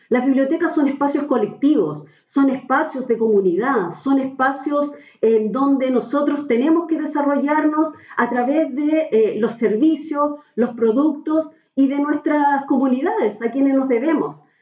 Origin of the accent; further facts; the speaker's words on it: Valparaíso, Chile; moved away as an adult; now in Santiago, Chile; soy porteña y guanderina de corazón, aunque trabajo en Santiago